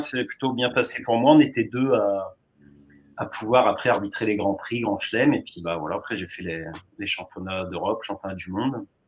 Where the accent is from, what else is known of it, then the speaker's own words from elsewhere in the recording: Pas-de-Calais, Hauts-de-France, France; j'étais revenu dans le Pas-de-Calais